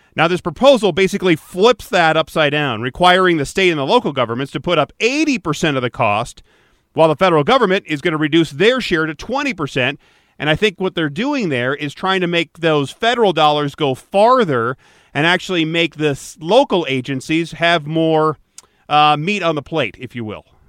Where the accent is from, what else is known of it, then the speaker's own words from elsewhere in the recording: Michigan, United States; Growing up in Michigan